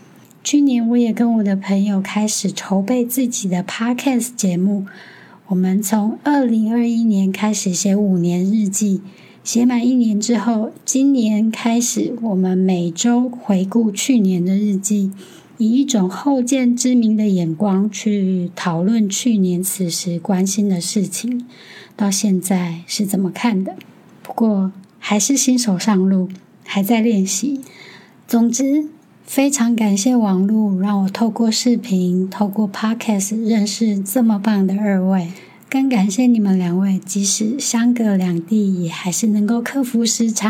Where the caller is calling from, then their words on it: Taiwan; 我是来自台湾的听友，